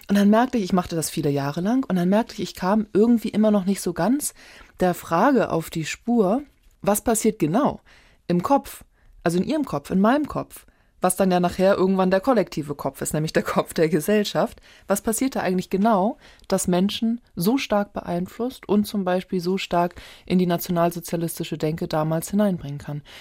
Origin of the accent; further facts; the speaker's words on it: Hamburg, Germany; ich bin ja in Hamburg geboren, und aufgewachsen